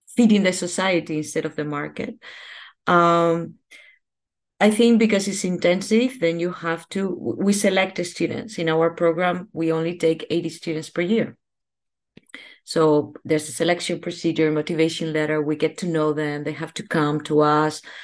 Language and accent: English; Spain; now in Netherlands; I am from Spain.